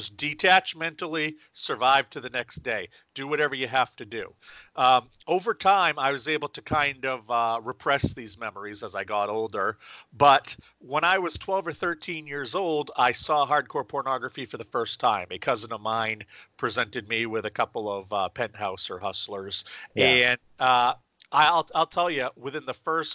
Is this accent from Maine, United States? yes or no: yes; Maine, United States; I ended up starting a magazine in my hometown here in Maine. I live in central Maine